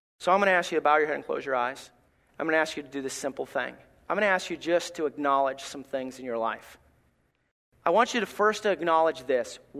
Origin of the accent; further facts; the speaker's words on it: Alabama, United States; moved away; I'm from Alabama.